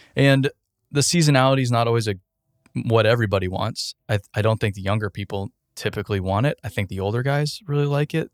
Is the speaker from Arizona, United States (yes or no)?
yes; Arizona, United States; I grew up in Arizona